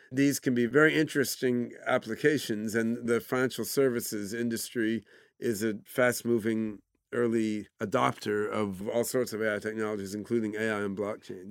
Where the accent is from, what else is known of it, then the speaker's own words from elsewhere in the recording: Philadelphia, Pennsylvania, United States; also born or lived in Brazil / Oregon; when I was seven years old, I moved to Philadelphia area